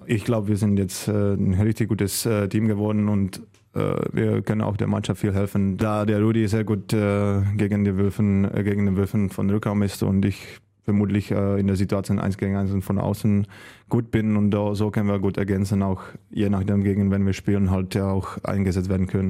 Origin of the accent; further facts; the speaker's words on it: Karviná, Moravian-Silesian Region, Czechia; German is a second language; moved away as an adult; also born or lived in Hamm, Germany / Göppingen, Germany / Balingen, Germany; now in Solingen, Germany; ich komme auch ganz aus dem Osten der, der Republik, äh, aus kleiner